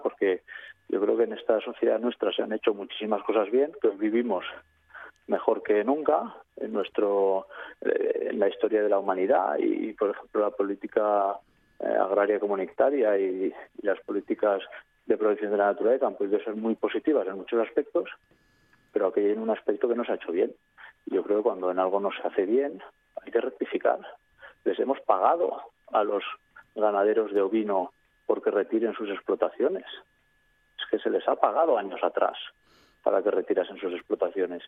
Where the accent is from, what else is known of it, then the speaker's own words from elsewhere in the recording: Aragonese Pyrenees, Spain; mi zona, que soy del, del Pirineo Aragonés